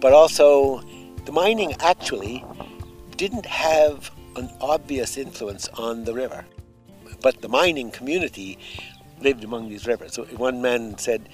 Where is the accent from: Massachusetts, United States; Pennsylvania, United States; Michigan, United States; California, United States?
Massachusetts, United States; Boston; moved away as an adult; now in Callan, Ireland; I've lived in the postal district of Callan since 1979, though I was born and reared in Boston